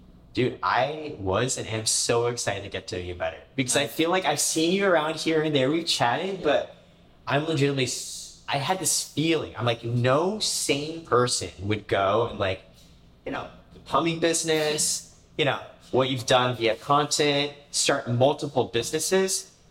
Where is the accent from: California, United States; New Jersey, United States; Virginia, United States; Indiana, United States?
Indiana, United States; also born or lived in Canada; We moved around a lot. Like I said, I grew up in Canada, in Indiana. I think kindergarten, fourth grade, we moved around every single year.